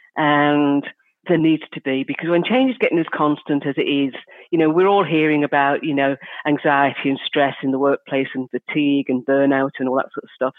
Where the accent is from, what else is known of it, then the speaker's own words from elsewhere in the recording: Liverpool, North West England, United Kingdom; I'm from Liverpool